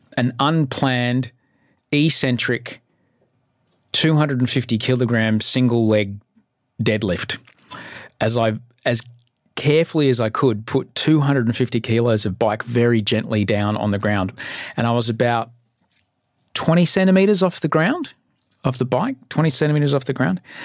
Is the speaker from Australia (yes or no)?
yes; Brisbane, Queensland, Australia; now in Sydney, Australia; I grew up in Brisbane. I'm an immigrant